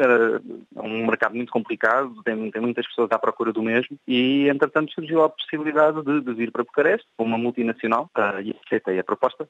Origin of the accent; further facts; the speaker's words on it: Portugal; now in Romania; as pessoas notam que somos portugueses pelas terminações dos sons